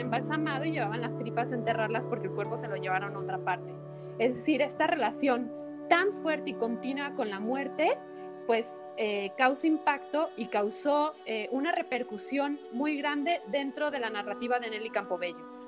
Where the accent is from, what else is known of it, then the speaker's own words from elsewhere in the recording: Mexico; Me incluyo nosotros como mexicanos